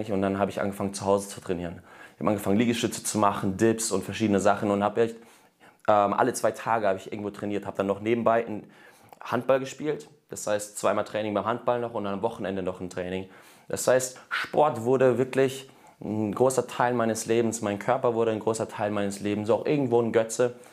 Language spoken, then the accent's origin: German; Germany; born there; meine Eltern sind aus Russland nach Deutschland gekommen 1993. Und ich bin in Deutschland zwar geboren, aber habe trotzdem die russische Kultur einfach so mitbekommen.